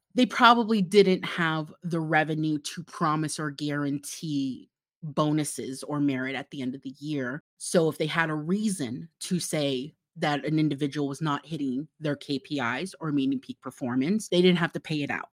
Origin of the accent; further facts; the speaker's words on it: Florida, United States; now in Utah, United States; I grew up in Florida, and currently I live in Utah